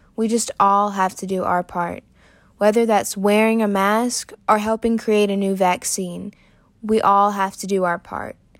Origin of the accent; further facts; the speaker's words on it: Aiken, South Carolina, United States; I'm from Aiken, South Carolina